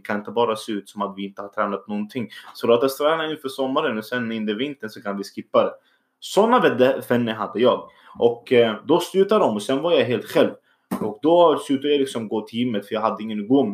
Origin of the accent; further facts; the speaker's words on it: Syria; Swedish is a second language; also born or lived in Iraq; now in Sweden; min bakgrund är egentligen att jag kommer från Syrien. Eh, så jag kom från krig. Jag är egentligen född då i Irak